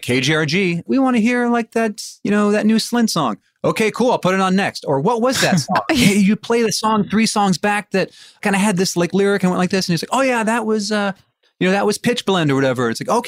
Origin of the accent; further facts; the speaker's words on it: Bremerton, Washington, United States; So I grew up in Bremerton, Washington, which is a town that's like an hour's ferry ride west of Seattle. It's a little Navy town. My dad was in the military.